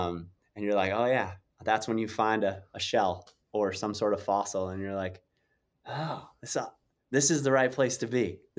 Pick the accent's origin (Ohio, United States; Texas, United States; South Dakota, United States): South Dakota, United States; I grew up in South Dakota and some of my good friends had a ranch on the Pine Ridge Indian Reservation.